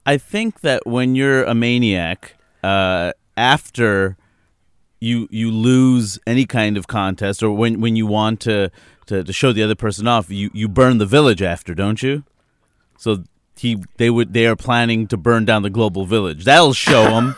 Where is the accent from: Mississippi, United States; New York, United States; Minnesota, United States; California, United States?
New York, United States; New York City; now in Seattle, United States; I grew up in New York City